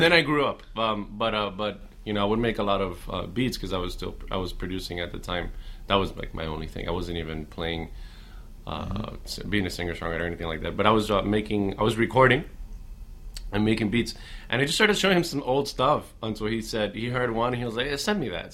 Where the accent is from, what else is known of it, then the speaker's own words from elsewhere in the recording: Miami, Florida, United States; I'm from Miami